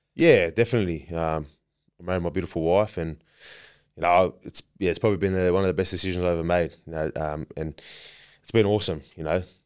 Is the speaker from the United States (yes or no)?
no; Merrylands, New South Wales, Australia; I grew up in Maryland, out west